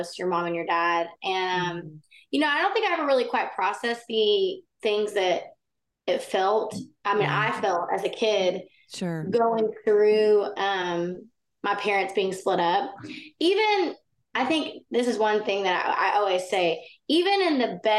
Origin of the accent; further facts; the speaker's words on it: Baytown, Texas, United States; I grew up in Baytown, Texas, which is outside of Houston. And I loved growing up in Texas